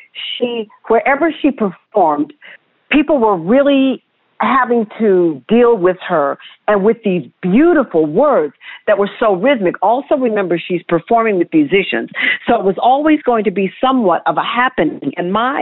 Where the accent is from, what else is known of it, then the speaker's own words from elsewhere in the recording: Detroit, Michigan, United States; moved away; I'm from Detroit originally